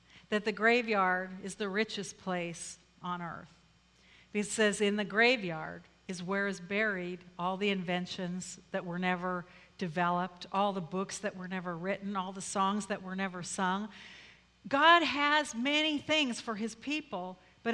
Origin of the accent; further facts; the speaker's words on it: Colorado, United States; moved away as an adult; also born or lived in Philippines; I'm from Colorado